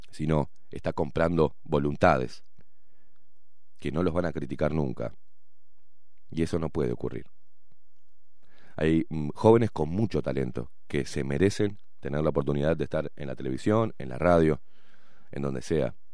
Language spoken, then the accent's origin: Spanish; Buenos Aires, Argentina; accent: half Uruguayan, half Argentine; also born or lived in Montevideo, Uruguay; now in Uruguay; Mis primeros 20 años nací acá, en el Pereira Rosell, y mis primeros 20 años los viví en Argentina. Mi familia es toda argentina.